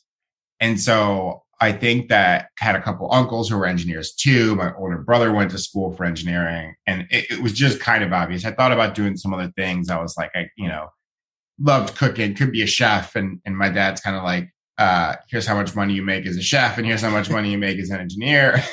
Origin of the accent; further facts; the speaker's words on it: Ohio, United States; now in California, United States; I grew up in Ohio